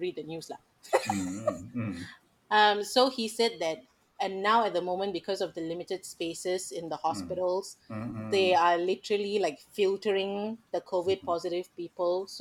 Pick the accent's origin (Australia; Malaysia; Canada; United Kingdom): Malaysia; moved away as an adult; now in Los Angeles, United States; it's my home country